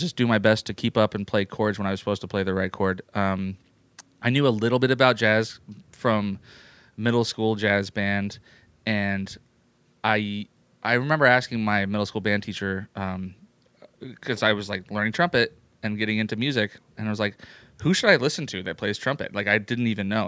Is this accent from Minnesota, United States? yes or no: no; San Jose, California, United States; moved away as an adult; also born or lived in New York City; I grew up in San Jose, California